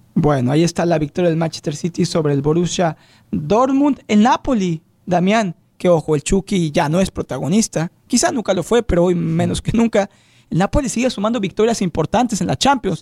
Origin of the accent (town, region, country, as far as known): Mexico; now in United States